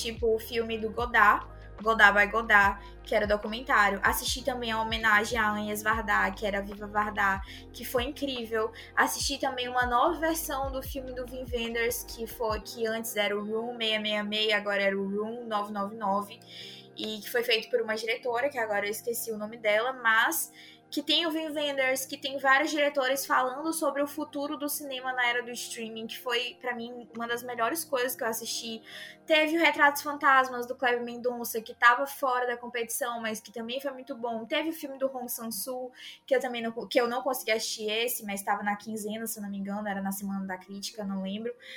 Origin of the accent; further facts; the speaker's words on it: Northeast Region, Brazil; eu sou do Nordeste